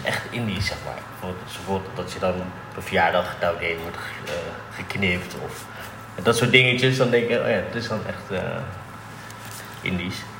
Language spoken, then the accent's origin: Dutch; The Hague, South Holland, Netherlands; Geboren in Den Haag